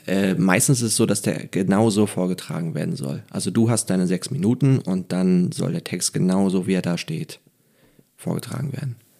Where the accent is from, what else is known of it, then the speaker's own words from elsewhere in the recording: Neubrandenburg, Mecklenburg-Vorpommern, Germany; moved away; als Mecklenburger